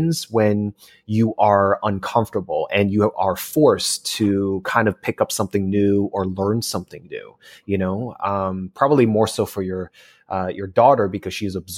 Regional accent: East Coast, United States; I'm a transplant in California. I'm originally from the East Coast.

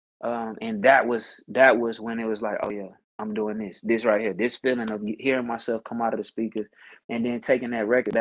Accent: Mississippi, United States; growing up in Mississippi, grew up in the church singing

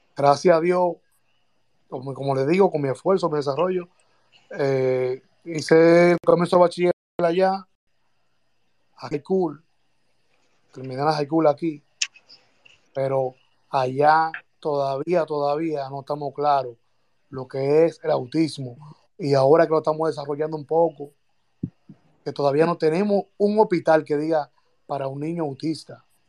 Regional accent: Santo Domingo Este, Distrito Nacional, Dominican Republic; now in United States; Yo soy de los Minas, vivo ahora en los Estados Unidos, pero a mí me llevaron al colegio eh, San Lorenzo de los Minas

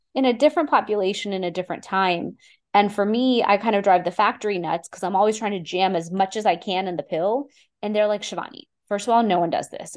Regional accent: Houston, Texas, United States; I grew up in Houston, Texas, eh, to an immigrant family

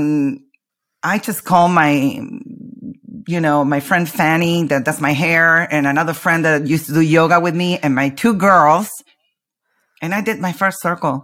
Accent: Argentina; I'm from Argentina.

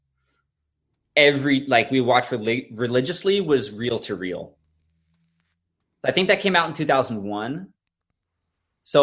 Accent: Florida, United States; I grew up in Florida

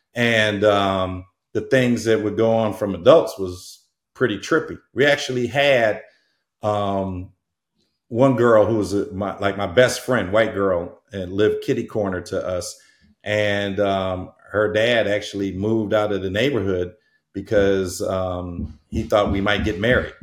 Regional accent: Muskegon, Michigan, United States; moved away as an adult; also born or lived in Chicago, Illinois / Hawaii / Portland; now in Southern California, United States; I was born in Muskegon, um, which is right where Lake Michigan is, and and um, the actual community is Norton Shores

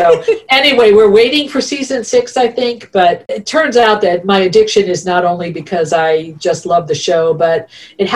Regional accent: Rhode Island, United States; moved away as an adult; now in Indiana, United States; Rhode Island, my home state, and it's a very small state. It's the smallest state in the United States, and everybody who comes from there, even if you leave there, and I haven't lived there since I was 19

